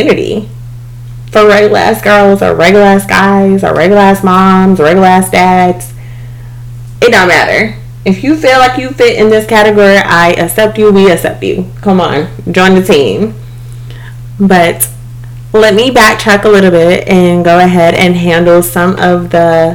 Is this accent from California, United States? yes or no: no; East Dublin, Georgia, United States; moved away as an adult; now in Atlanta, United States; I am originally from South Georgia, East Dublin to be exact